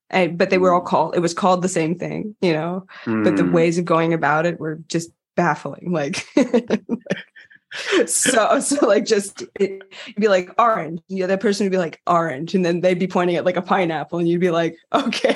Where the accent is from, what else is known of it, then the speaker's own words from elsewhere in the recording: United States; now in France; as an American